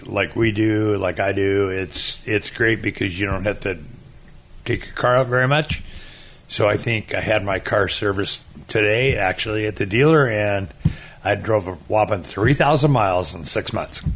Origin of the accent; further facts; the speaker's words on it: Port Angeles, Washington, United States; now in Daytona Beach, United States; I grew up in uh, up in the Olympic Peninsula, the state of Washington, little town called Port Angeles